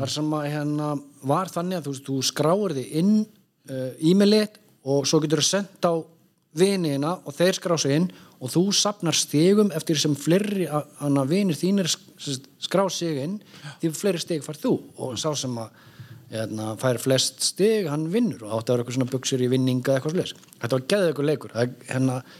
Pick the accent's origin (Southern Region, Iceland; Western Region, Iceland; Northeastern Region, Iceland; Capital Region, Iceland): Capital Region, Iceland; Reykjavík; moved away; also born or lived in Akureyri; kem meðan úr Reykjavík en fer norður á Akureyri í skóla